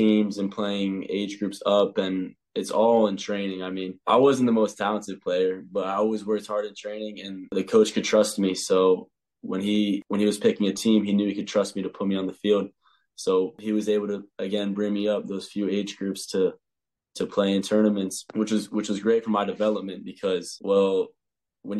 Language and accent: English; Chapel Hill, North Carolina, United States; moved away as an adult; now in Ireland; I'm from Chapel Hill. So I played in, it's called CSL, which is Chatham Soccer League